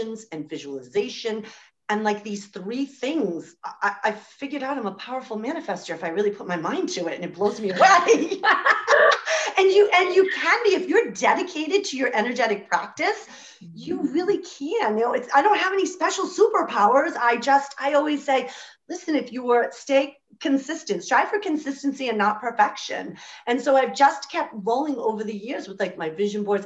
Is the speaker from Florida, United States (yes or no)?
no; Rhode Island, United States; I'm from the United States in this little tiny state called Rhode Island.